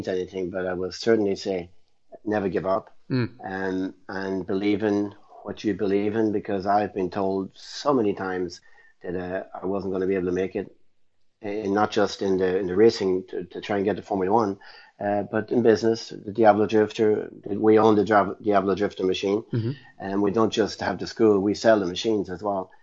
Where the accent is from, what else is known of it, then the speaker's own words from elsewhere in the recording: Ireland; moved away as an adult; also born or lived in England; We had no money growing up in Ireland.